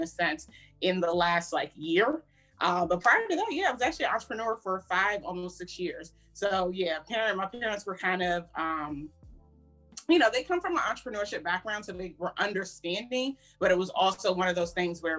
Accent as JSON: {"language": "English", "area": "Prince George's County", "region": "Maryland", "country": "United States", "tie": "born or raised there", "also_born_or_lived": "Howard County, Maryland", "said": "I was born and raised in PG County. So I'm from the DMV area, born and raised in Maryland, lived majority of my life in PG County"}